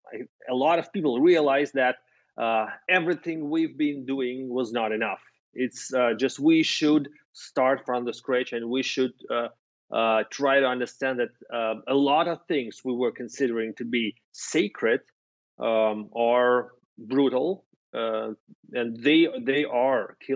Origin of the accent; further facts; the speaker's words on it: Russia; moved away as an adult; now in Berlin, Germany; I as a kid, I was growing in the Soviet Union.